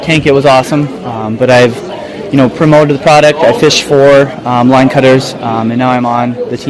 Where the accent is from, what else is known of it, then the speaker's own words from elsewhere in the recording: Minneapolis, Minnesota, United States; I'm from Minneapolis, Minnesota.